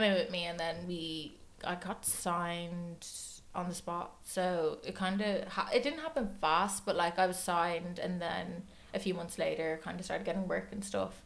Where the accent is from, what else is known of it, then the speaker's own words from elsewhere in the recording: Dublin, Leinster, Ireland; I was born and raised in Dublin